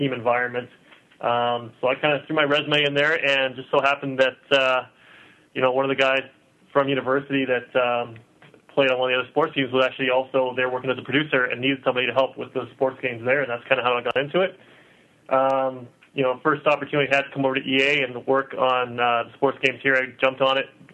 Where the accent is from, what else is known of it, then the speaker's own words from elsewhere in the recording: Vancouver, British Columbia, Canada; born and raised in Vancouver